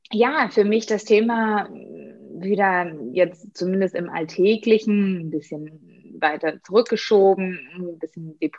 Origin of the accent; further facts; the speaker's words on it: Berlin, Germany; liebe Grüße in meiner